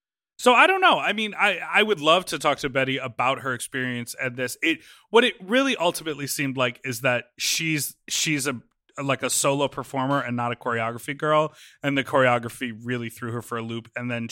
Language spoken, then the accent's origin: English; Mexico; I grew up watching you in Mexico.